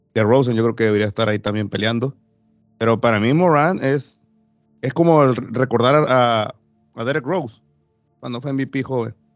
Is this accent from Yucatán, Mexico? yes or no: no; Los Cabos, Baja California Sur, Mexico; mi tierra, Baja California Sur, Los Cabos